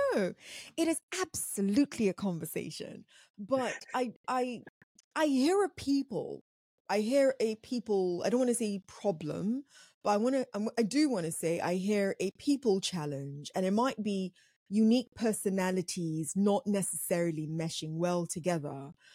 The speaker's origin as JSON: {"language": "English", "country": "Nigeria", "said": "I'm African. I'm Nigerian, quite specifically"}